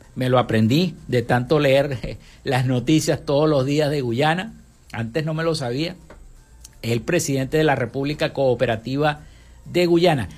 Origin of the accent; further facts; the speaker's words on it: Maracaibo, Zulia, Venezuela; acá en Maracaibo